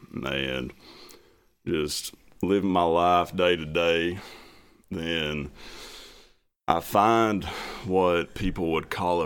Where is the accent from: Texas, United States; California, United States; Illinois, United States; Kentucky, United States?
Kentucky, United States; Martin County, Eastern; accent: thick accent; moved away as an adult; also born or lived in Alabama; So, born and bred, raised Eastern Kentucky.